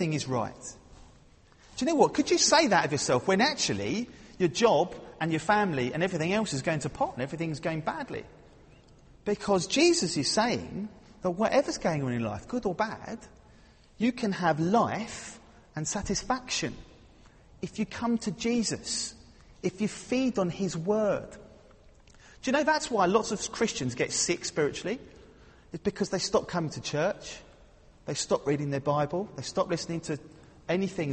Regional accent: London, United Kingdom; I'm from London

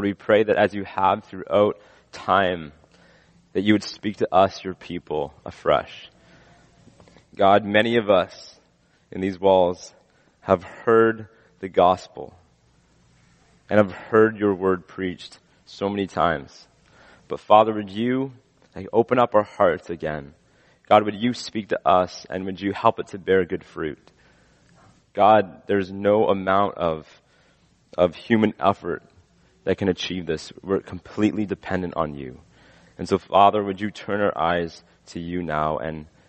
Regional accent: West Coast, British Columbia, Canada; as a Canadian, I've never seen. Grew up on the West Coast.

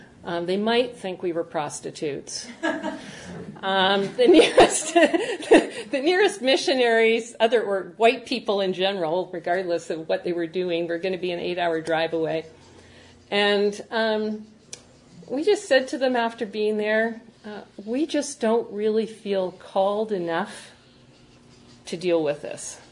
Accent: Winnipeg, Manitoba, Canada; also born or lived in Vancouver; now in Burkina Faso; I was born in Winnipeg

